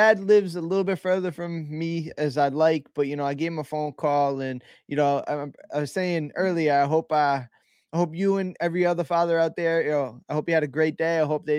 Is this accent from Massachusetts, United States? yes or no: yes; Worcester, Massachusetts, United States; I'm very proud of where I come from. I'm from Central Massachusetts, Worcester, Massachusetts.